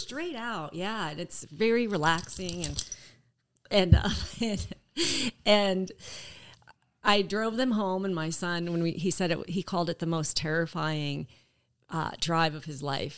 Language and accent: English; Colorado, United States; moved away as an adult; also born or lived in Lancaster, Pennsylvania / Houston, Texas; now in Oshkosh, United States; I was raised in Colorado, which is a beautiful state